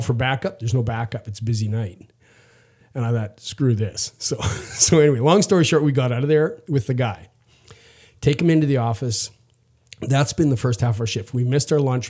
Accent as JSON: {"language": "English", "region": "Saskatchewan", "country": "Canada", "said": "I'm from Saskatchewan in Canada"}